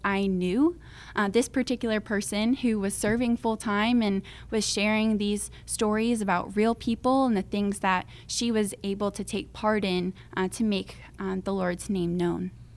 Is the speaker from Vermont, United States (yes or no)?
no; Crystal River, Florida, United States; I'm from Crystal River, Florida